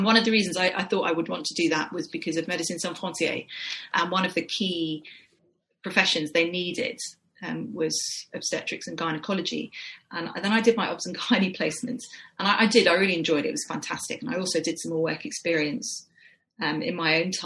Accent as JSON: {"language": "English", "region": "London", "country": "United Kingdom", "also_born_or_lived": "Edinburgh", "moved": "as an adult", "said": "I'm from North London"}